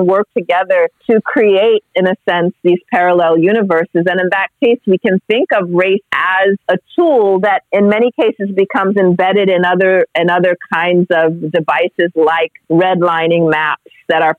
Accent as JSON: {"language": "English", "town": "Los Angeles", "region": "California", "country": "United States", "tie": "born or raised there", "said": "I grew up partly in Los Angeles, and so in a heavily policed neighborhood"}